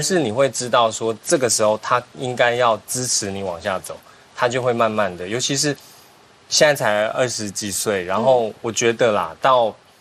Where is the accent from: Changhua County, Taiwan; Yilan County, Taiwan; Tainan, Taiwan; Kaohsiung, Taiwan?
Kaohsiung, Taiwan; now in Taipei, Taiwan; 虽然我已经在台北生活很多年，在我心里深处，我还是觉得我是高雄人